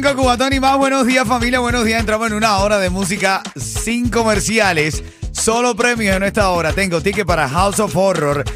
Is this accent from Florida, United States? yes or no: yes; Miami, Florida, United States; cómo somos los de Miami